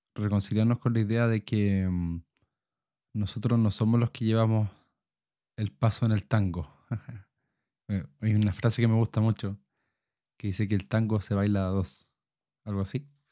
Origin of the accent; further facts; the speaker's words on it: Chile; como chilenos